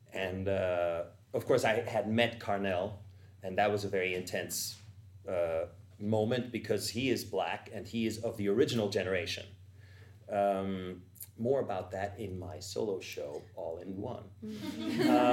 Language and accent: English; Vienna, Austria; moved away; I'm from Vienna, Austria